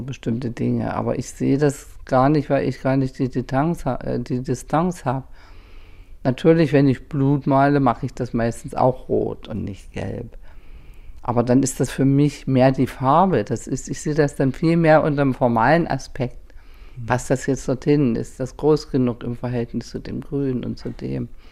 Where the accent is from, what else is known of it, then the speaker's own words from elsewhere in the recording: Germany; ich komme aus der DDR